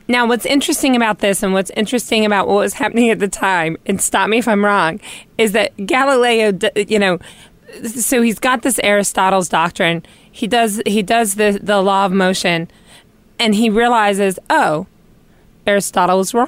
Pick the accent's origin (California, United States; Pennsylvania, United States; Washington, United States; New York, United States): New York, United States; as a New Yorker